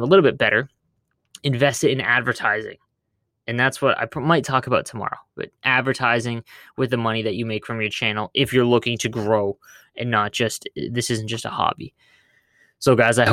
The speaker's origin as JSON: {"language": "English", "country": "Canada", "said": "I'm Canadian"}